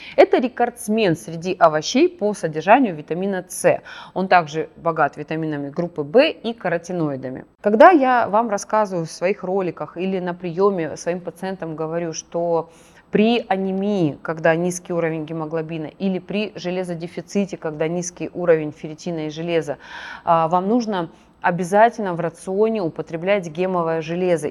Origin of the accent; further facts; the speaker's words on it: Krasnodar, Krasnodar Krai, Russia; Я на Кубань выросла, в Краснодаре